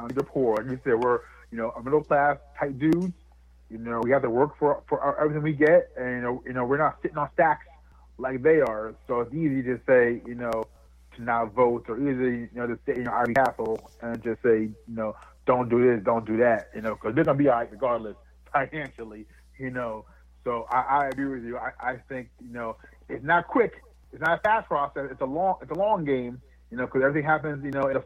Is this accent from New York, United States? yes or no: no; New Jersey, United States; I grew up and was raised in a town that was 99% white up here in New Jersey